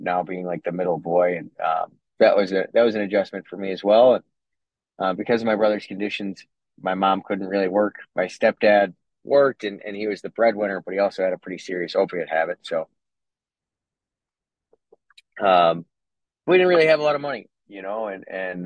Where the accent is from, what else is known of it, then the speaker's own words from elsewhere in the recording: Cleveland, Ohio, United States; I was born in Cleveland